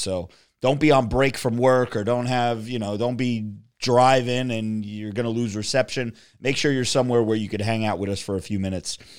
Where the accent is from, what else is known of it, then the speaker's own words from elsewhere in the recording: New Jersey, United States; I was from Jersey